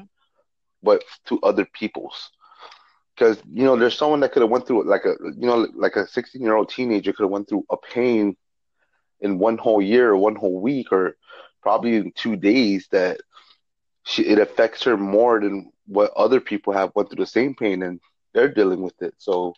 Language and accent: English; Guam; I'm from Guam